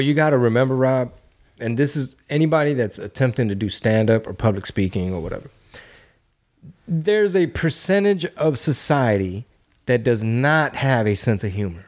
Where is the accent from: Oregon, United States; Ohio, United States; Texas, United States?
Texas, United States; Houston; I'm from Texas. I'm from Houston.